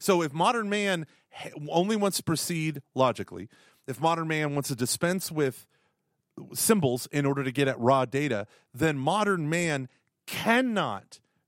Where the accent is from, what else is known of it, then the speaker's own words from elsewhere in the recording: Ireland; But I'm Irish.